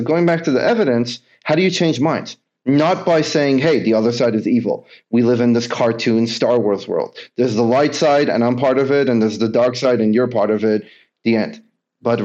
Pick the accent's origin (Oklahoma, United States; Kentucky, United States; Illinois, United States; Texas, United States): Kentucky, United States; a lot of us, again, growing up in Kentucky, I went to school in upstate New York, very liberal school, totally different than what I was anything used to.